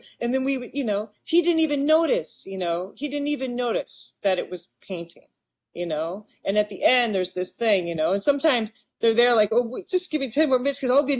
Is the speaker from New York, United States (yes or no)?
no; Maquoketa, Iowa, United States; I would paint my hometown, right? And I opened up a storefront on Main Street